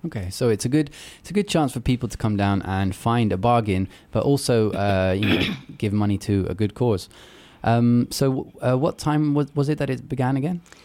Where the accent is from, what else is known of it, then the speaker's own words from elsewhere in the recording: Luxembourg; when I was little, eh, growing up in Luxembourg